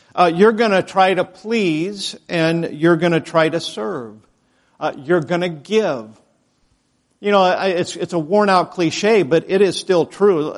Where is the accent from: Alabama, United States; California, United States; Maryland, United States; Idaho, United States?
Idaho, United States; moved away; I'm from Idaho